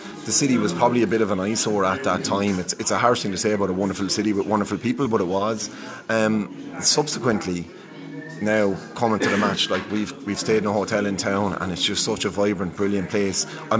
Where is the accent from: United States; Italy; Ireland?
Ireland; I'm an Irish Liverpool fan.